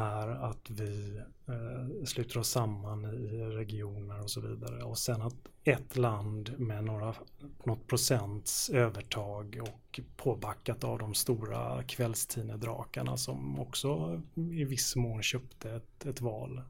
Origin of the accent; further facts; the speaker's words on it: Gothenburg, Västra Götaland, Sweden; i den delen av Göteborg där jag växte upp